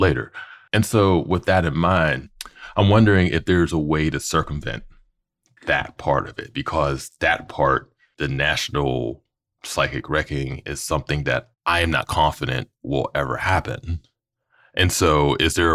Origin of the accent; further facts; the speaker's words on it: Pittsburgh, Pennsylvania, United States; I'm from Pittsburgh, you know, Western PA.